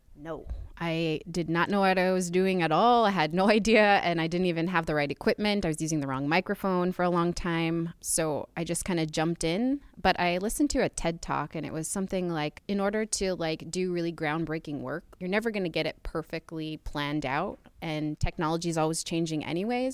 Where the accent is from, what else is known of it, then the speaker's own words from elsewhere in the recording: Utqiagvik, Alaska, United States; I grew up in Utkervik. Um, it's the northernmost city in the United States